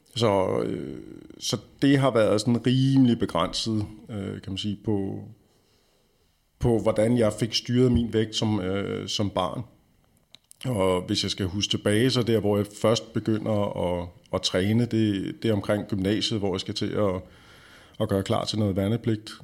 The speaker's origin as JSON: {"language": "Danish", "country": "Denmark", "said": "vi har som danskere stort set alkohol indblandet i næsten alle vores aktiviteter"}